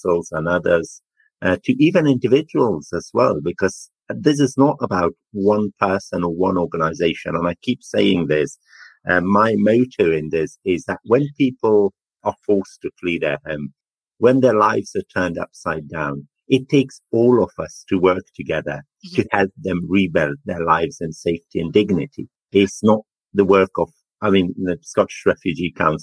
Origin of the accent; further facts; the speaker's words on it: Afghanistan; also born or lived in Jalalabad, Afghanistan / Coventry, United Kingdom; now in United Kingdom; I was born in Afghanistan and lived a happy life with my family as a young boy